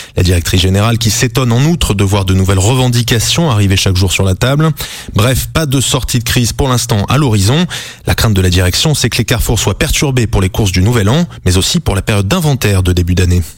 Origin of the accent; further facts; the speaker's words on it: French Polynesia; chez nous en Polynésie